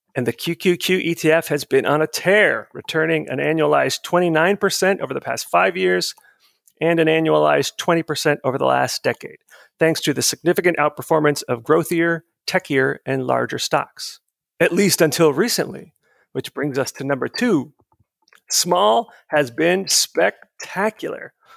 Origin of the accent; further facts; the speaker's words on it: outside of Tampa, Florida, United States; moved away; my hometown outside of Tampa, Florida